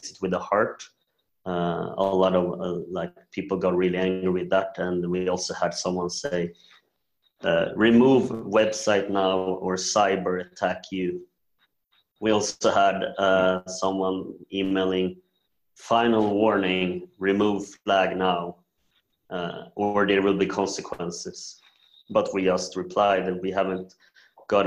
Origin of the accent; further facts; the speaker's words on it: Sweden; also born or lived in South Korea; I'm adopted from South Korea when I was 1.5 years old to Sweden